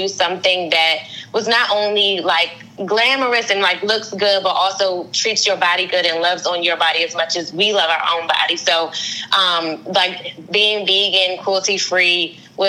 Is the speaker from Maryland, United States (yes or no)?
yes; Prince George's County, Maryland, United States; also born or lived in Washington, D.C.; I was born in Washington, D.C., and I live in Maryland, PG County, Maryland. I've been here my entire life.